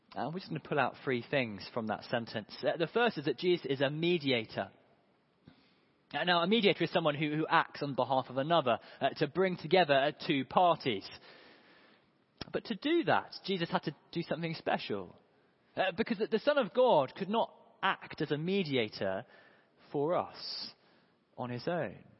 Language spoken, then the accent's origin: English; United Kingdom; also born or lived in Hove; we're in Hove and we're British